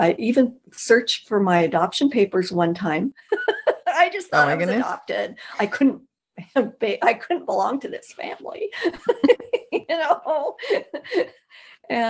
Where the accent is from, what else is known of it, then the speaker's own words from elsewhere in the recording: North Dakota, United States; now in Arizona, United States; North Dakota, we're close to the Canadian border, about 75 miles from Manitoba.